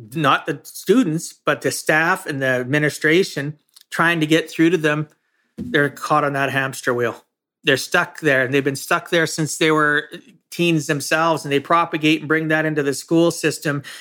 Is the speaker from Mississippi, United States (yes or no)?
no; Camarillo, California, United States; I grew up in Camarosa, small farming community